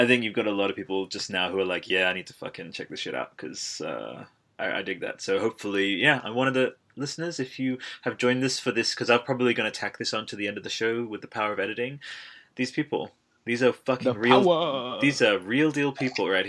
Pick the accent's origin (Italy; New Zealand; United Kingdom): Italy; I'm from Italy